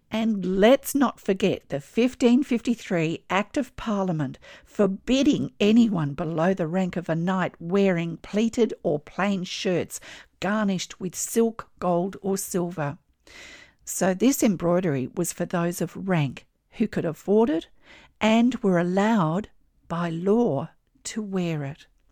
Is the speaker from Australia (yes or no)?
yes; Australia; I'm an Australian textile artist